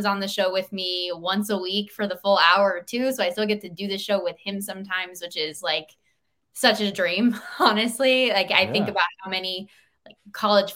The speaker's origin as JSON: {"language": "English", "town": "Las Vegas", "region": "Nevada", "country": "United States", "tie": "born or raised there", "moved": "as an adult", "said": "I grew up in Vegas"}